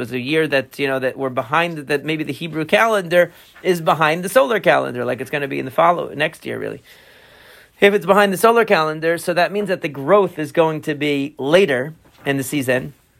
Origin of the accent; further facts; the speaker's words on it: Long Island, New York, United States; Where I grew up in Long Island, further out on Long Island, okay, there's like a, I forget what it is.